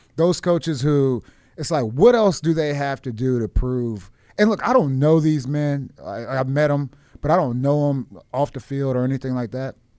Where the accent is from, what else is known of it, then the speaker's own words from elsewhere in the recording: Washington, District of Columbia, United States; moved away; Washington. This is my hometown, like, you know, the D M V area